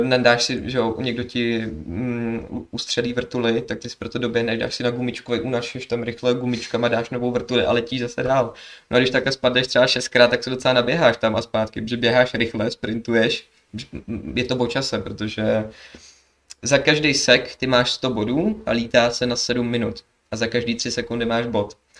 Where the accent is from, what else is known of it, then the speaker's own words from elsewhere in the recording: Sokolov, Karlovy Vary Region, Czechia; also born or lived in Kynšperk nad Ohří / Plzeň; já jsem z Kinšperka na to hří, ale hlavně jsem tady byl v Sokolově, že, že mám tu tátu, chodil jsem tu do školy a všechno takhle